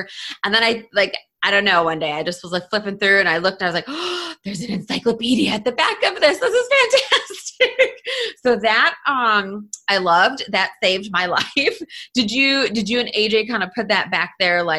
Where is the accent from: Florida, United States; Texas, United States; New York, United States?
New York, United States; Western; now in South Carolina, United States; I live in South Carolina, but I'm actually originally from Western New York